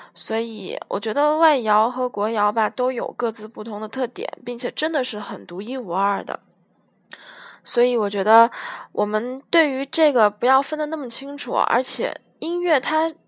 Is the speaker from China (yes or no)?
yes; Guiyang, Guizhou, China; 我是来自西南的一个省份，贵州的省会城市贵阳的